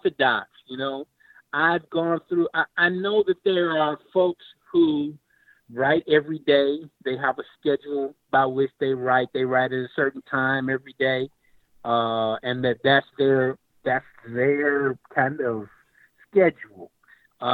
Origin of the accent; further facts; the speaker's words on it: Lexington, Kentucky, United States; my hometown of Lexington, Kentucky